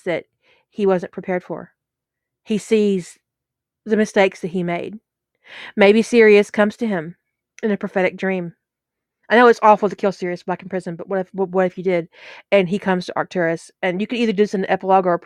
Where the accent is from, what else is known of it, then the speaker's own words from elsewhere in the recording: United States; I'm from the United States.